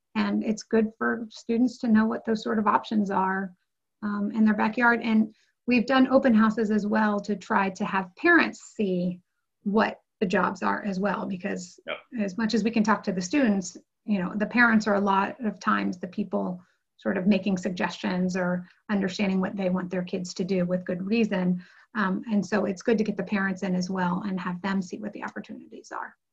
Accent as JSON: {"language": "English", "region": "Ohio", "country": "United States", "also_born_or_lived": "New York", "moved": "as an adult", "said": "we both um, were from Ohio with family businesses"}